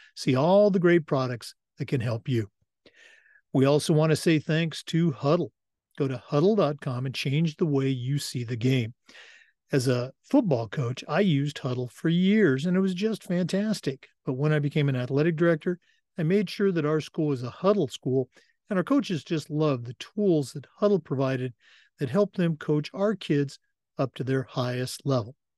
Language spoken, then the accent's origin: English; West Coast, United States; moved away as an adult; now in Florida, United States; born and raised on the West Coast and has lived in Florida now for twenty years